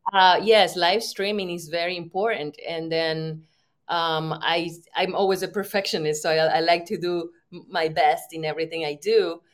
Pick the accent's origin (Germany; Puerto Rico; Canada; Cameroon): Puerto Rico; I'm from Puerto Rico